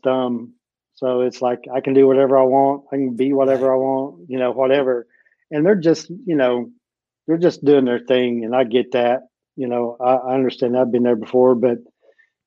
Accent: East Tennessee, United States; I grew up here in East Tennessee.

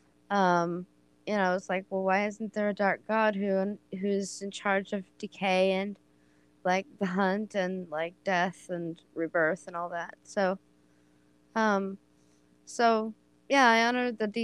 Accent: Oregon, United States; I am from Oregon

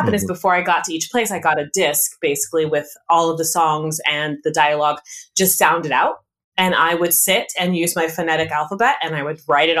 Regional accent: California, United States; I'm a military brat. My father was in the Air Force, so we did travel quite a bit. I grew up mostly though in California.

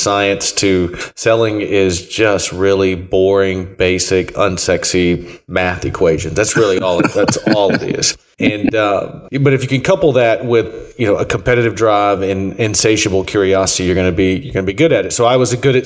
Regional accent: Alabama, United States; moved away as an adult; also born or lived in Tennessee; I grew up in Alabama.

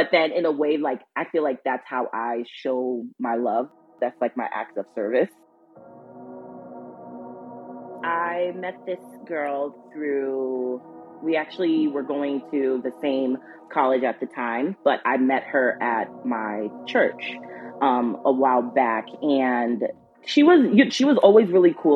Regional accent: Minneapolis, Minnesota, United States; I am from Minneapolis, Minnesota

